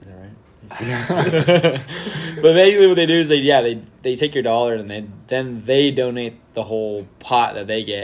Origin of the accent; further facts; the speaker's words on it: Japan; moved away; when I was growing up in Japan